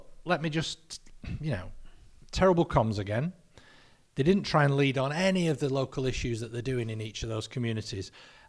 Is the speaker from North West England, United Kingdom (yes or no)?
yes; Lancaster, North West England, United Kingdom; We're both from Lancaster. Both our dads worked together as milkmen in Lancaster.